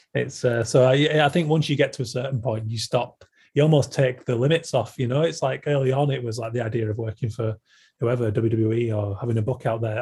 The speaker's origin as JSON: {"language": "English", "region": "Yorkshire and the Humber", "country": "United Kingdom", "said": "I'm a Yorkshireman"}